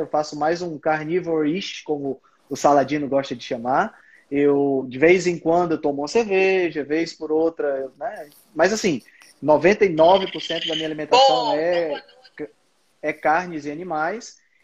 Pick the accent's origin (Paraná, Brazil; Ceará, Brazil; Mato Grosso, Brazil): Ceará, Brazil; Fortaleza; eu sou de Fortaleza, no Ceará